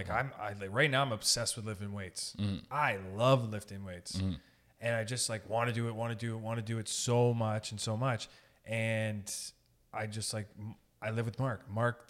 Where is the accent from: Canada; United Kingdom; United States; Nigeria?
Canada; Sault Ste. Marie, Ontario; Like, I'm from Sault Ste. Marie.